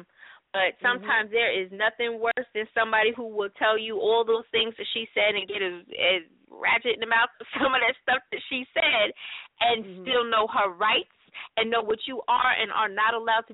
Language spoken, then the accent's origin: English; Ohio, United States; I'm from Ohio. I am from about 15 minutes, maybe 2 or 3 exits away from where John Crawford was shot in the Walmart.